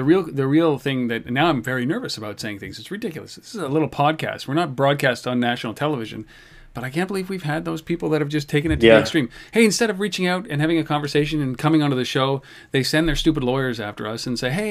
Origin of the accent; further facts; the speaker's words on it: Canada; we're Canadian